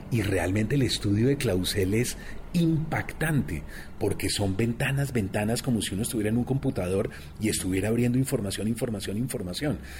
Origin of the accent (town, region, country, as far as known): Colombia